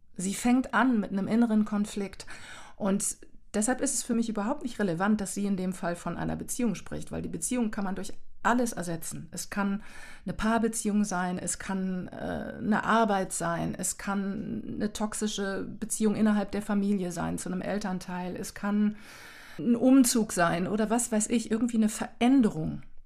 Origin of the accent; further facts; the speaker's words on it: Germany; also born or lived in Canada; mit meinem kanadischen Hintergrund, aber auch in Deutschland ja sozialisiert. Ich denke, ich habe auch keinen Akzent oder sowas.